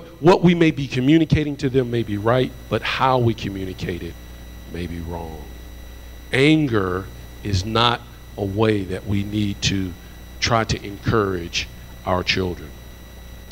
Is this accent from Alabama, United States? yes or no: yes; Alabama, United States; I'm from Alabama, so my tongue gets tied up a little bit